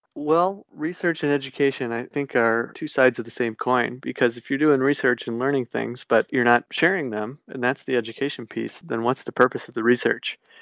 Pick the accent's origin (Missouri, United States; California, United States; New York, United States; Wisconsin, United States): Wisconsin, United States; Gays Mills; I grew up near the Gays Mills area